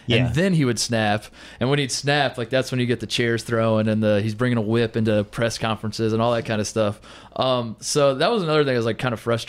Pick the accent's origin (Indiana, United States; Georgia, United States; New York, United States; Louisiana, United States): Indiana, United States; I grew up in Indiana.